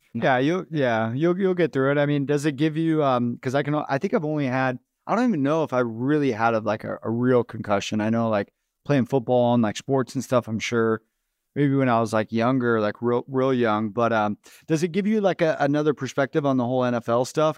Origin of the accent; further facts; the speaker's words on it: Phoenix, Arizona, United States; Phoenix is my hometown, I was born and raised out here